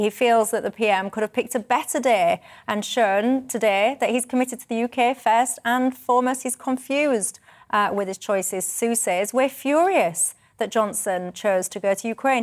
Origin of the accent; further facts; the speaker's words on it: the north of England, United Kingdom; I'm a Northerner